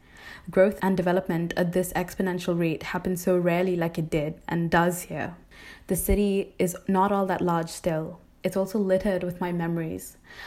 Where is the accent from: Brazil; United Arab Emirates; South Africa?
United Arab Emirates; Dubai; Dubai definitely is home to me. I was born in Dubai and went to school and university here, and I'm looking to work in the city as well. I've never actually lived anywhere else.